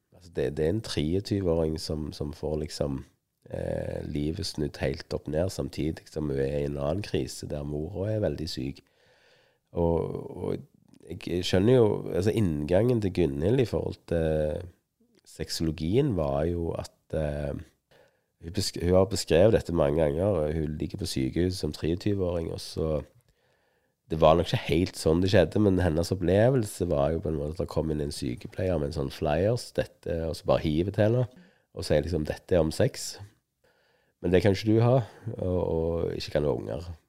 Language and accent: Norwegian; Stavanger, Rogaland, Norway; jeg kom fra Stavanger, og hun hadde stavangerdialekt.